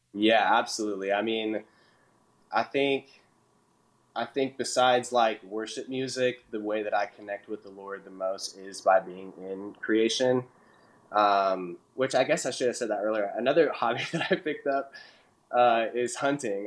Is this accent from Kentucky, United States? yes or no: no; Portland, Oregon, United States; moved away as an adult; also born or lived in Illinois; now in Nashville, United States; I'm originally from Portland, Oregon, which is pretty far uh, away from Nashville. But yeah, I was born and raised out there